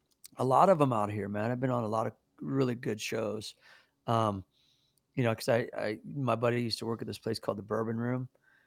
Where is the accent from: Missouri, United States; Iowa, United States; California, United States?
Missouri, United States; Kansas City; moved away; I'm from Kansas City.